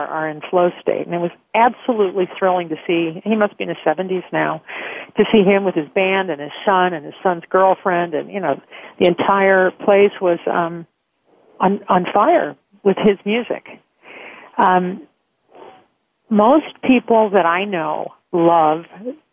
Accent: Chicago, Illinois, United States; being a Chicagoan

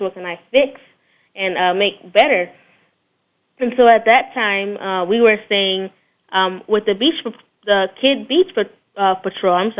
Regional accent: Florida, United States; I'm definitely a Florida boy. My parents are actually, they were born in New Orleans, but I was born in Florida, so I'm the Floridian in the family

